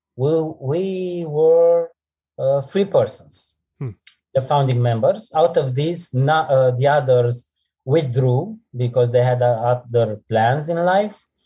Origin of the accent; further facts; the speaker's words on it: Romania; I am from Romania and I'm a teacher